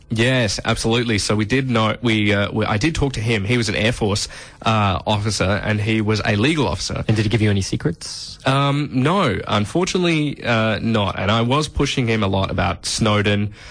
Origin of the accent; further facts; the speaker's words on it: Adelaide, South Australia, Australia; So I did meet an Aussie who told me that my accent uh, sounded like a, a, British accent because I was from Adelaide.